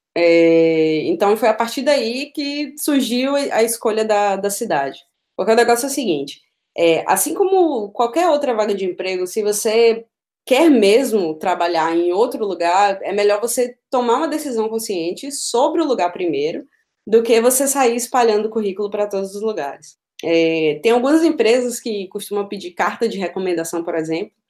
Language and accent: Portuguese; Feira de Santana, Bahia, Brazil; moved away as an adult; now in Berlin, Germany; eu sou de Feira de Santana, no interior da Bahia